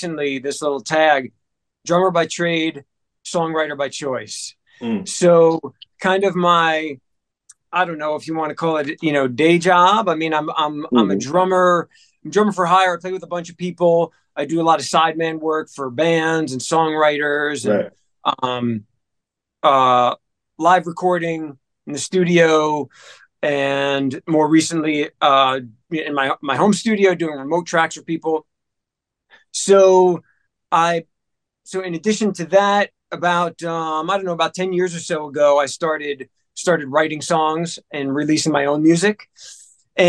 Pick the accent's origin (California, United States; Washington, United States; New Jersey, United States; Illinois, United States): New Jersey, United States; moved away as an adult; also born or lived in Memphis; now in Atlanta, United States; I was born and raised in New Jersey, right outside of Manhattan